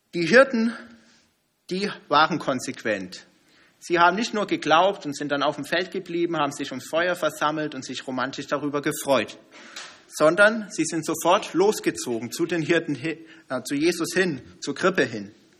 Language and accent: German; Germany; als Deutsche